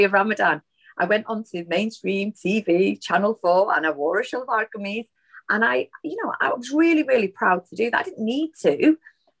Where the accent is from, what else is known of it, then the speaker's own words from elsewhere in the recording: Manchester, North West England, United Kingdom; I'm a Mancunian through and through, and I am really, really proud of my Northern heritage